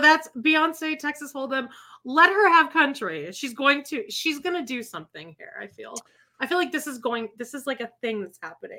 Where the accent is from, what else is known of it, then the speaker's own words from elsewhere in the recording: Calgary, Alberta, Canada; I'm from Calgary. It's like a cowboy town.